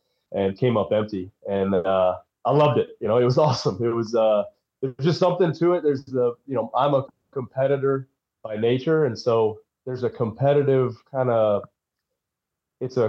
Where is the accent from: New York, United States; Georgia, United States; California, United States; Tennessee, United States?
Tennessee, United States; also born or lived in Michigan; originally I was born in Michigan, but I moved to Tennessee when I was 4 years old.